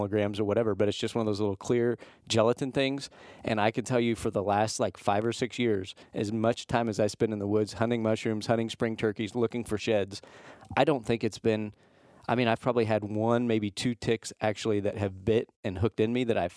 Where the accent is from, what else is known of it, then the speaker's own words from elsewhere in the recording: Missouri, United States; now in Kansas, United States; Growing up in Missouri, but now living in Kansas